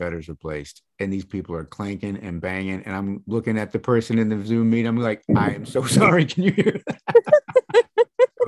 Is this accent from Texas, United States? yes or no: no; East Lansing, Michigan, United States; now in Florida, United States; I was born and raised in East Lansing, Michigan